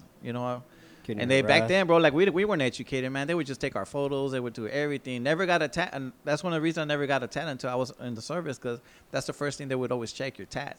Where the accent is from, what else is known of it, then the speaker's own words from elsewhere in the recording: San Diego, California, United States; also born or lived in Fort Benning, Georgia; I grew up in Barrio Logan.